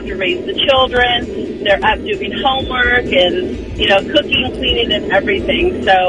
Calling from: Cherry Valley, United States; from Cherry Valley.

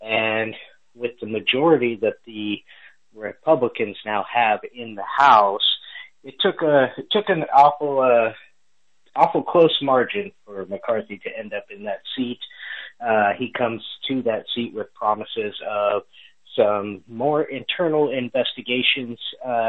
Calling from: Texas, United States; I'm calling in from Texas, so we are an hour ahead here.

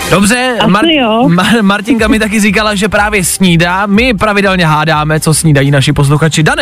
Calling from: Velvary, Central Bohemian Region, Czechia; Hele, já jsem z Velvar.

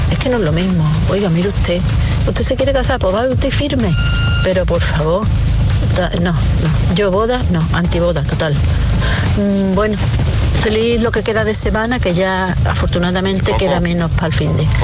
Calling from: Valencia, Valencian Community, Spain; Hola, buenos días, soy … de Valencia.

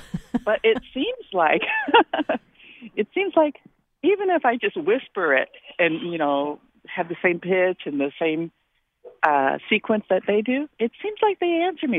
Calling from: East Hampton, United States; also born or lived in Indiana; I'm from East Hampton, and I've only lived here for 5 years. I moved from Indiana

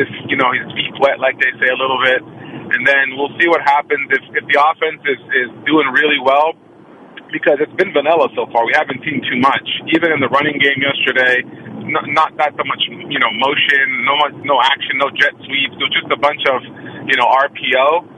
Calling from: Oakland, California, United States; from Oakland.

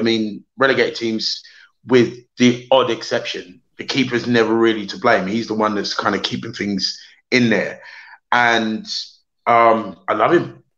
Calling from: Crystal Palace, London, United Kingdom; I'm joining from down Crystal Palace.

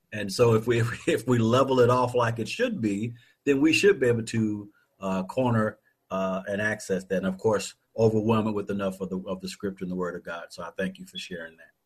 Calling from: Louisville, Kentucky, United States; Calling from Louisville, Kentucky

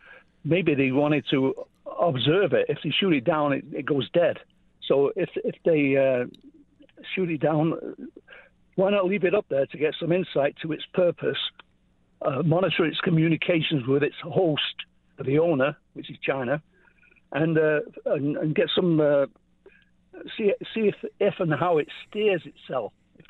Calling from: Orangeville, Ontario, Canada; I'm from Orangeville, Ontario.

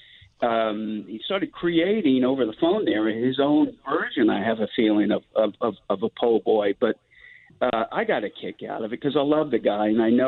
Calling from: Seattle, Washington, United States; also born or lived in New Orleans, Louisiana; I'm calling from Seattle.

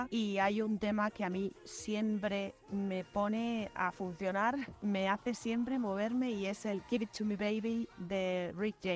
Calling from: Madrid, Community of Madrid, Spain; de Madrid.

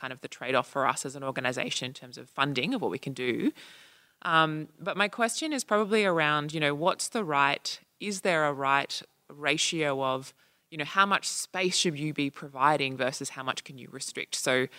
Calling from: Australia; I'm coming from Australia. I work at one of the federal departments there

